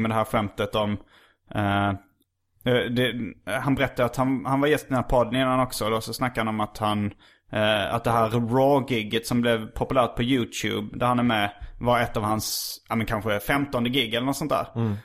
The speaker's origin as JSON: {"language": "Swedish", "town": "Lund", "region": "Skåne", "country": "Sweden", "tie": "born or raised there", "said": "jag är uppvuxen i Lund och eh, har väldigt akademiska föräldrar."}